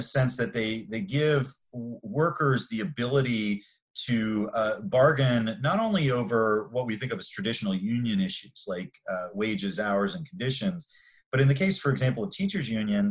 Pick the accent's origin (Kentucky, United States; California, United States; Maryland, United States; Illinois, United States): Maryland, United States; I grew up in Maryland.